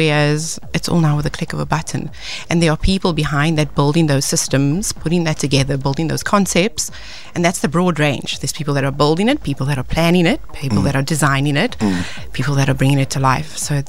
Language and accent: English; Cape Town, Western Cape, South Africa; So I'm born and bred in Cape Town